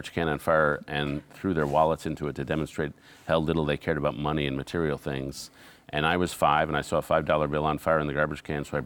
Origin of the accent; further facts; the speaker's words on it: New York City, New York, United States; I grew up sort of near Greenwich Village